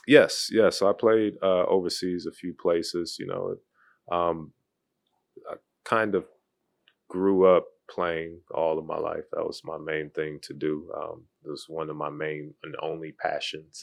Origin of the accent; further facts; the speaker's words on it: Cleveland, Ohio, United States; moved away as an adult; now in Charlotte, United States; originally from Cleveland, Ohio. So went to high school there, grew up there, played basketball there.